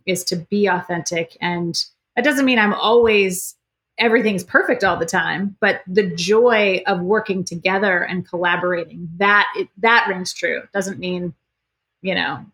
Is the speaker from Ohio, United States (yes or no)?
no; Iowa, United States; now in Annapolis, United States; we're both from Iowa